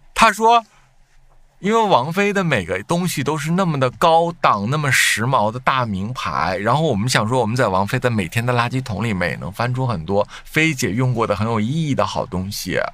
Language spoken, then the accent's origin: Chinese; Northeast China, China; 咱们东北人吃一吃饺子